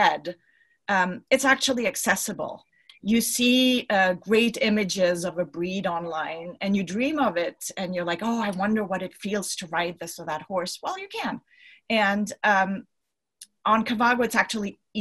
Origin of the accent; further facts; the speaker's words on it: Switzerland; I'm from Switzerland myself